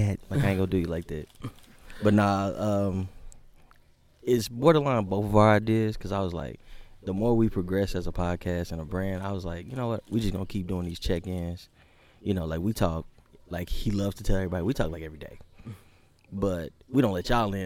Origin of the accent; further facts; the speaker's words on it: Dallas, Texas, United States; I grew up in the Highland Hills area of Oak Cliff, 75241.